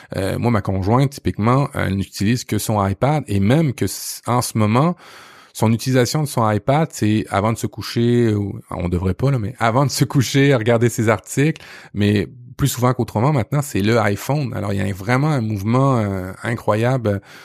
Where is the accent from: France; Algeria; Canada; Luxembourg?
Canada; Quebec; chez nous au Québec